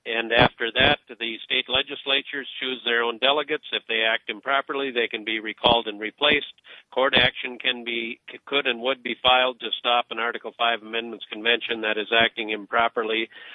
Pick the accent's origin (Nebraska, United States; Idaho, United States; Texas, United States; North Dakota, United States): North Dakota, United States; I was born in North Dakota, and my grandparents, not great-grandparents, but grandparents were pioneer immigrants in the 1880s from Iceland. So I'm the third generation here in North Dakota, still operating from the homestead quarter section of land that my grandparents settled on in 1883.